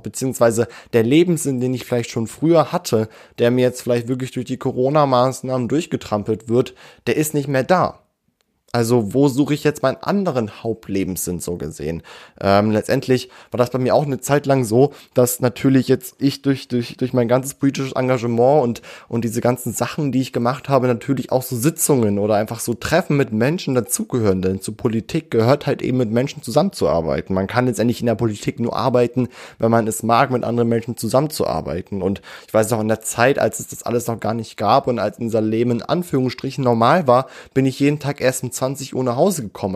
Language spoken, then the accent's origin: German; Göttingen, Lower Saxony, Germany; born or raised there